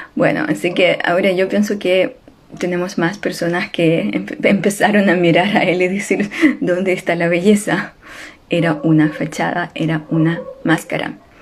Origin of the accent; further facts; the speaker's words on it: Ukraine; Spanish is a second language; moved away; ustedes saben que soy ucraniana y la guerra sucede en mi patria